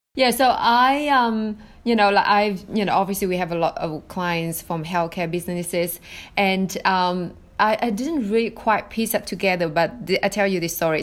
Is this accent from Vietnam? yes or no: yes; Vietnam; English is a second language; moved away as an adult; now in United States; I was born in Vietnam in in the eighties